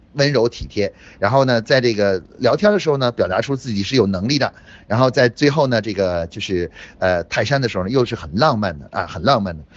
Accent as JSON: {"language": "Chinese", "region": "Beijing", "country": "China", "said": "我是北京的同学，啊，我是生物系的"}